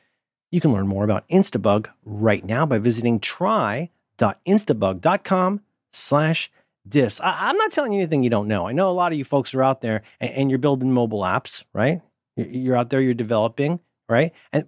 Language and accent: English; Philadelphia, Pennsylvania, United States; I'm not angry. I'm from Philly.